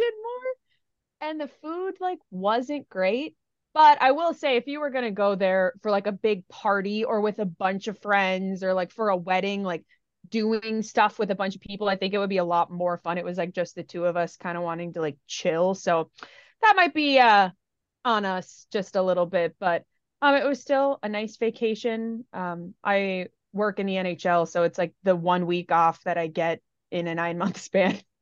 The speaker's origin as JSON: {"language": "English", "region": "Minnesota", "country": "United States", "said": "I'm from Minnesota"}